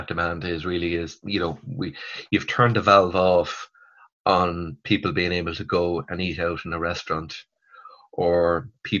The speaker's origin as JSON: {"language": "English", "country": "Ireland", "said": "as Irish consumers"}